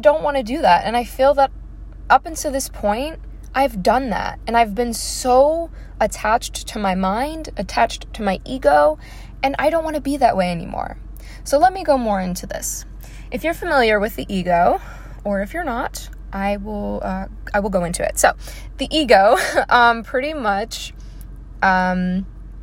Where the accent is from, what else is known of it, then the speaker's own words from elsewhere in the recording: Baltimore, Maryland, United States; I am from Maryland. I come from an Italian background.